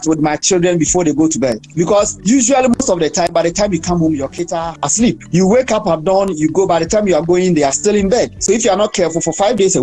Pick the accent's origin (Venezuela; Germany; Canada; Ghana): Ghana; I'm from Ghana.